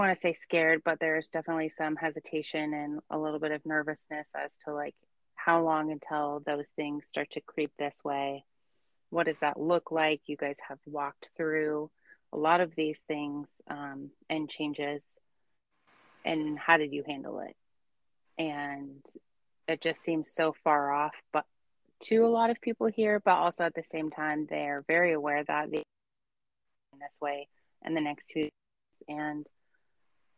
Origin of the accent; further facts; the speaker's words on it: Seattle, Washington, United States; moved away as an adult; now in Wisconsin, United States; I'm from Seattle